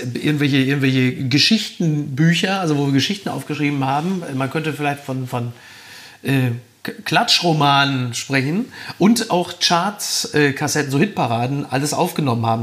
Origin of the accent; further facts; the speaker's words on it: Castrop-Rauxel, North Rhine-Westphalia, Germany; moved away as an adult; also born or lived in Recklinghausen; now in Hamburg, Germany; tatsächlich habe ich die ersten 25 Jahre meines Lebens in Kassel-Brauxel gelebt